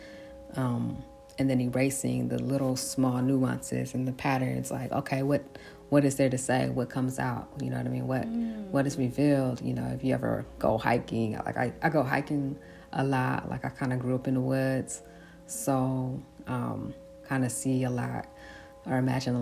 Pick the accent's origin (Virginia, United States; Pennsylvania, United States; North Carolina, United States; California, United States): California, United States; San Francisco; I grew up in San Francisco